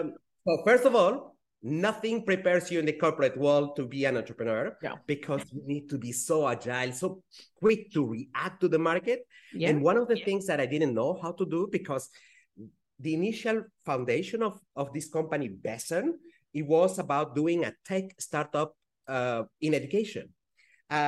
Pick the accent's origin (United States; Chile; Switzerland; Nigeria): Switzerland; first language Spanish; English is a second language; I do speak French because I grew up in Switzerland. And I then Spanish because that's my mother tongue, even though I don't practice it enough.